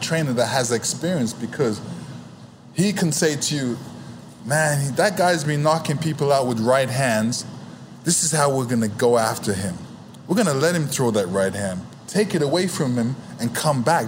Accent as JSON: {"language": "English", "country": "Canada", "tie": "born or raised there", "also_born_or_lived": "England", "accent": "Canadian", "said": "I'm Canadian. I'm British. I was grew up in Canada. That's why I sound American. But I've got a North American. Speech"}